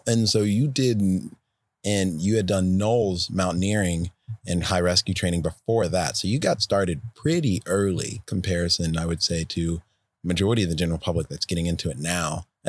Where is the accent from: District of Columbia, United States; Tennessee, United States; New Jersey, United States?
District of Columbia, United States; Washington; DC. That's my hometown, sadly to say.